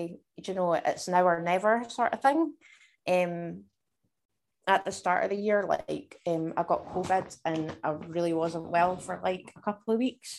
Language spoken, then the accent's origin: English; Dumfries and Galloway, Scotland, United Kingdom; I grew up in a wee place in Dumfries and Galloway, and spent my whole life in Scotland